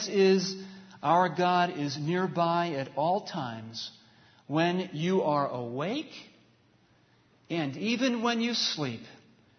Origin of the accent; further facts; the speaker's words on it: New York, United States; moved away; once I cross into the New York border, I've got 3 hours to my hometown.